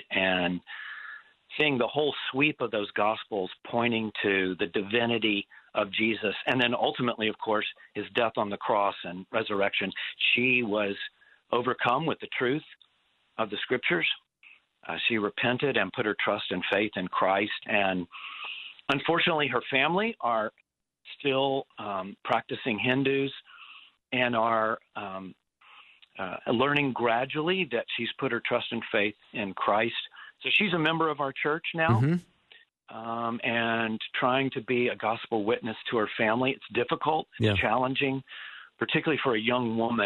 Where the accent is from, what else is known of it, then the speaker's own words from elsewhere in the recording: Memphis, Tennessee, United States; moved away as an adult; now in Dubai, United Arab Emirates; I grew up in Memphis, Tennessee